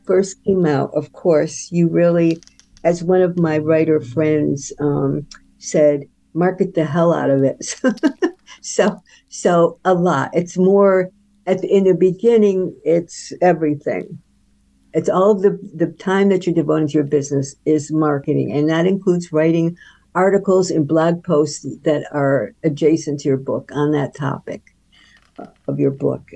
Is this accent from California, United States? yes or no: no; upstate New York, United States; moved away; my hometown in upstate New York